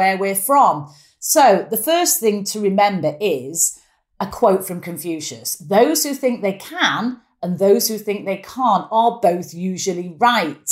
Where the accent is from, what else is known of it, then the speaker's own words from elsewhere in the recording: Manchester, North West England, United Kingdom; accent: strong Mancunian; quite a strong Mancunian accent. I'm very proud of where I'm from.